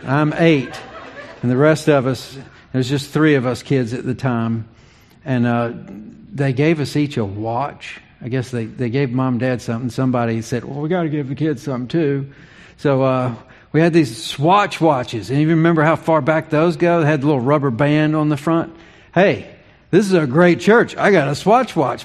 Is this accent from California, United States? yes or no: no; Virginia, United States; moved away as an adult; also born or lived in Charlotte, North Carolina; I was eight. That's that's the age of our youngest when uh, Dad received a call to ministry in Virginia. We moved from Charlotte